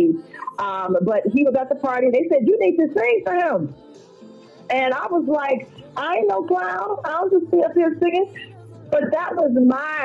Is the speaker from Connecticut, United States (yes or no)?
no; Chicago, Illinois, United States; also born or lived in Florida; growing up in Chicago